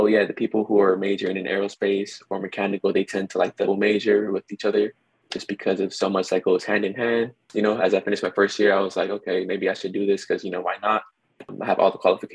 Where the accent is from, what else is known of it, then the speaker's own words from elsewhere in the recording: Los Angeles, California, United States; I'm from Los Angeles, from South